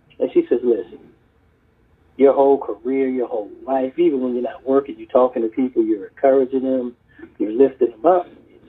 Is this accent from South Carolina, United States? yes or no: yes; Charleston, South Carolina, United States; also born or lived in Harlem, New York, United States; I was born in Harlem, New York, and lived there until I was about 10. Then I moved to Charleston, South Carolina with my family, went to college.